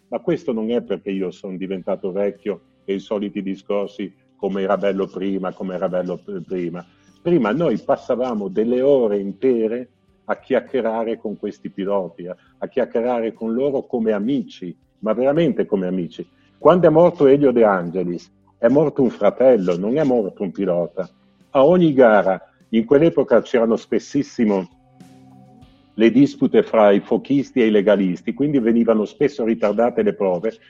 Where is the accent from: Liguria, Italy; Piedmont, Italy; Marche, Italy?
Liguria, Italy; Genoa; come genovese